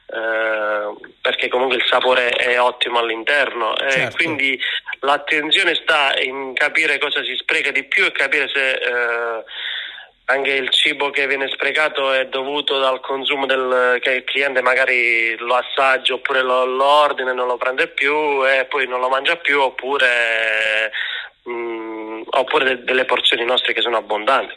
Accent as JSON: {"language": "Italian", "region": "Basilicata", "country": "Italy", "said": "io sono lucano"}